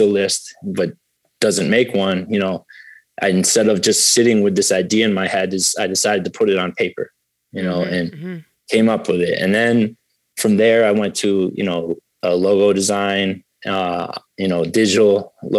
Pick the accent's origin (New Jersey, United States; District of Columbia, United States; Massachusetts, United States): Massachusetts, United States; Springfield; I was raised in Springfield, so I'm from a city